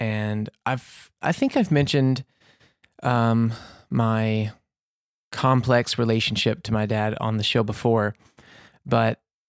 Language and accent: English; Mississippi, United States; born there; also born or lived in Louisiana; I was born in Mississippi there, and we lived in Louisiana for a long time.